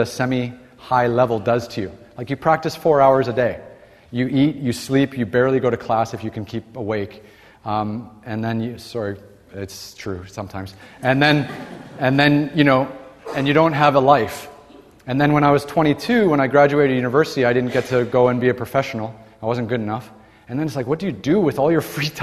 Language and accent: English; Toronto, Ontario, Canada; moved away as an adult; When I was growing up in Toronto, Canada, like every young Canadian